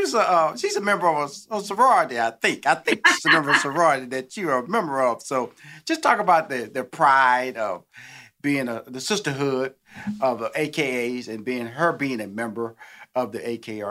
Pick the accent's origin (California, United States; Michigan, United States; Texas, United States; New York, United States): Texas, United States; Houston; Because I'm from Houston, Texas. That's how we do it down there, Tex-Mex, you know.